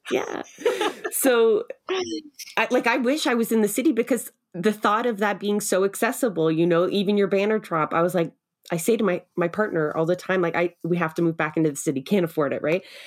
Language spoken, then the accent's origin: English; Toronto, Ontario, Canada; now in Sutton, Canada; I'm a city girl. I grew up in Scarborough